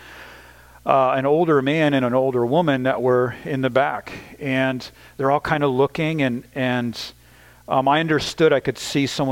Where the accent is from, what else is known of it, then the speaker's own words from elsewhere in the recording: the Northeast of the United States, United States; moved away; also born or lived in Ukraine; the kind of culture I grew up in the Northeast of the United States